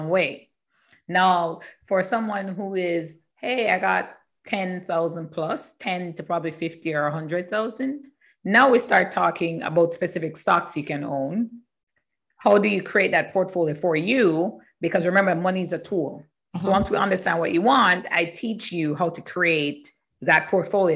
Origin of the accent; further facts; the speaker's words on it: Jamaica; moved away as an adult; also born or lived in Canada; I am from Jamaica. Mm-hmm. In Jamaica and studying there